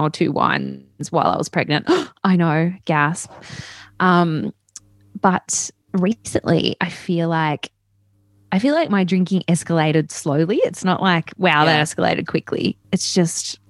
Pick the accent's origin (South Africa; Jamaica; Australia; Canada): Australia; Newcastle, New South Wales; me growing up in Newcastle